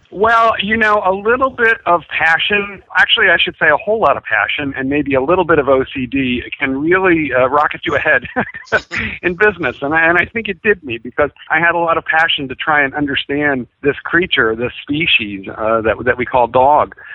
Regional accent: Philadelphia, Pennsylvania, United States; I grew up in Philadelphia

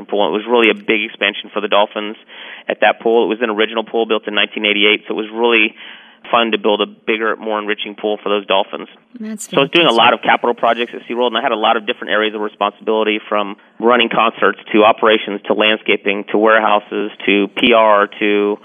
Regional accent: Dallas, Texas, United States; also born or lived in San Antonio, Texas; we really moved up to Dallas, and I grew up in Dallas

